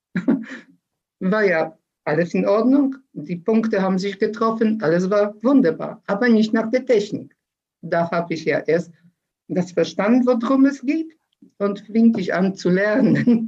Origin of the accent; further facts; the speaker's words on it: Poland; now in Germany; in Polen noch